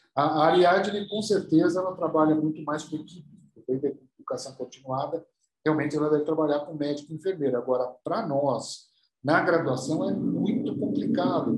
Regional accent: São Paulo, Brazil; also born or lived in United States; eu sou, eu sou aqui de São Paulo

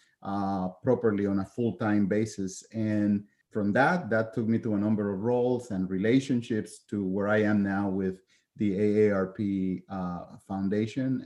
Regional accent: Puerto Rico; moved away as an adult; also born or lived in continental United States; was born and raised in Puerto Rico

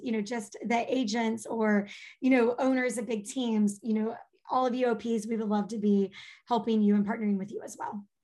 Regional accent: Texas, United States; accent: Texas drawl; with a draw, a Texas y'all

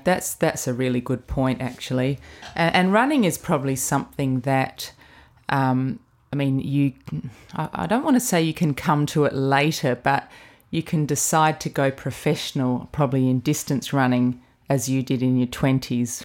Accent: Adelaide, South Australia, Australia; growing up in Adelaide, which is the nearest big city to the southeast where you grow up

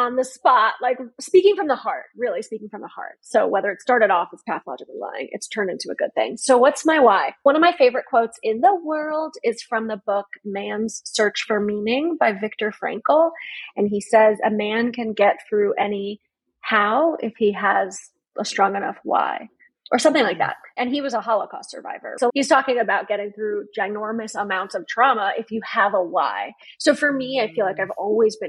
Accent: Connecticut, United States; now in Baltimore, United States; I'm from Connecticut

